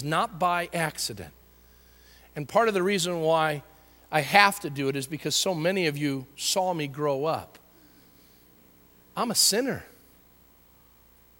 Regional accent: United States; as Americans and as American Christians

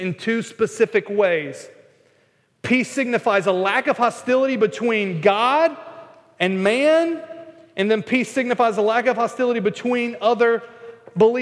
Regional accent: North Carolina, United States; moved away; I'm not from Boston, I'm from North Carolina

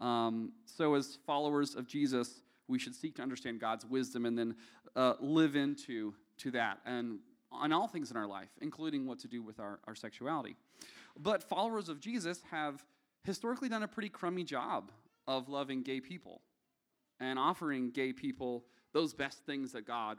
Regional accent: the South, United States; accent: Southern; now in Nashville, United States; my thin Southern blood

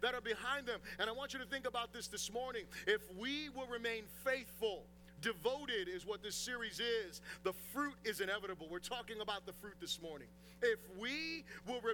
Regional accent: United States; as an American Christian

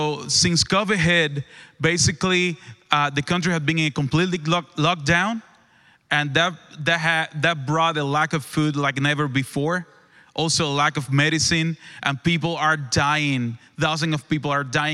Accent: Cuba; moved away as an adult; also born or lived in Dallas, Texas; now in Lewisville, United States; I am from Cuba. I moved with my wife in 2014 to Dallas

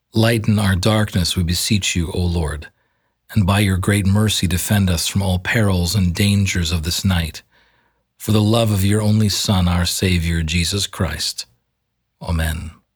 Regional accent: Canada; accent: Canadian; my Canadian accent.

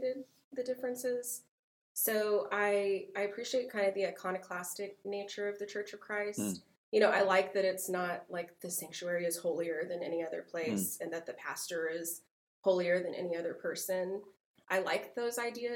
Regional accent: Abilene, Texas, United States; I grew up in Abilene. I am an Abilene lifer so far, 39 years so far

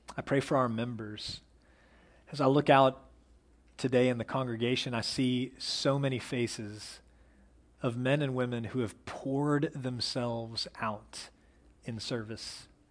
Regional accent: Plano, Texas, United States; I was raised in Plano, which is like the opposite of the outdoors.

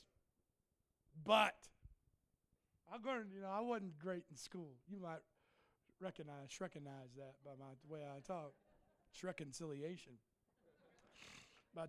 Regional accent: Cleveland, Ohio, United States; moved away; also born or lived in Indiana; I'm from Cleveland.

